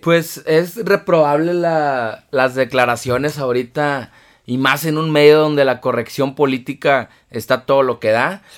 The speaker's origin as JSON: {"language": "Spanish", "town": "Tampico", "region": "Tamaulipas", "country": "Mexico", "tie": "born or raised there", "said": "para mis amigos de Tampico, de, mi tierra"}